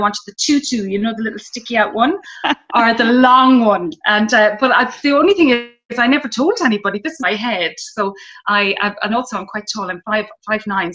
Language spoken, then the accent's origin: English; Mayo, Connacht, Ireland; I grew up in Mayo. I grew up in a town